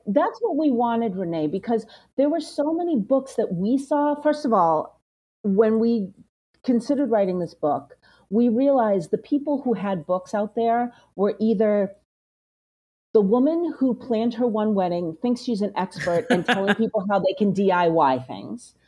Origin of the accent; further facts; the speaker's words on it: Belmont, Massachusetts, United States; I grew up in Belmont, Massachusetts